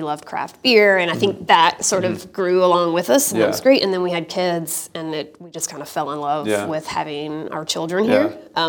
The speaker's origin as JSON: {"language": "English", "town": "Asheville", "region": "North Carolina", "country": "United States", "moved": "as an adult", "lives_now": "Chattanooga, United States", "said": "I'm not a native Chattanoogan. Yeah. I'm originally from Asheville, North Carolina, so not far down the road, but we've kind of grown to love Chattanooga. It feels like a little mini Asheville in a lot of ways. So it feels like home."}